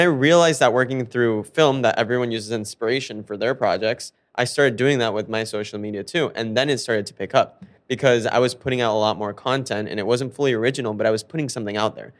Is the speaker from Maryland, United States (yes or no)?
no; Fort Lauderdale, Florida, United States; moved away as an adult; also born or lived in South America / Miami; now in New York, United States; I grew up in Fort Lauderdale